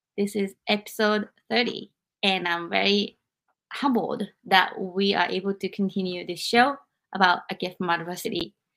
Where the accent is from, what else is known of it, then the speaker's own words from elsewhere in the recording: Japan; now in United States; I experienced all of this growing up in Japan. And I came to America